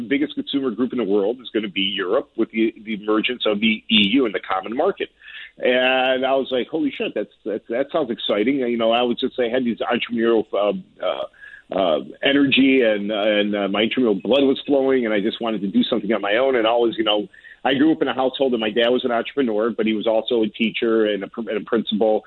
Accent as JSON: {"language": "English", "town": "Chicago", "region": "Illinois", "country": "United States", "tie": "born or raised there", "accent": "very deep Chicago", "said": "native-born Americans, native to Chicago. You could probably tell from my very deep Chicago accent"}